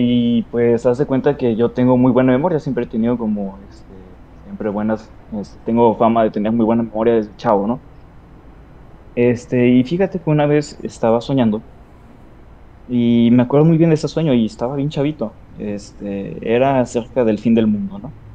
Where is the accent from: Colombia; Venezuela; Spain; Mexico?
Mexico; Sinaloa; now in Ciudad Juárez, Mexico; soy originario de Sinaloa, pero ando viviendo acá por un momento.